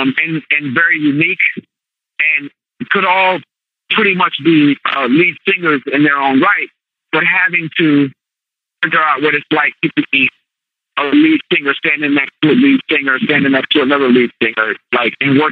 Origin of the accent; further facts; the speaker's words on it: Virginia, United States; moved away; I'm from Virginia